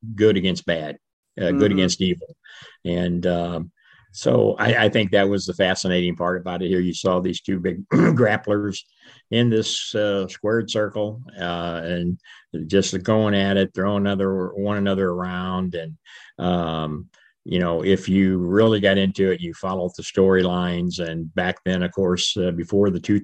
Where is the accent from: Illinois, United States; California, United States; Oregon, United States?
Illinois, United States; East St. Louis; I grew up in East St. Louis, Illinois, right across the river from downtown St. Louis, Missouri